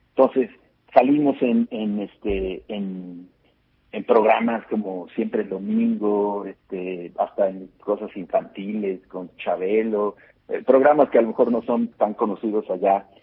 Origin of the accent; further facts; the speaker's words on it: Mexico; como latinoamericanos, como mexicanos y latinoamericanos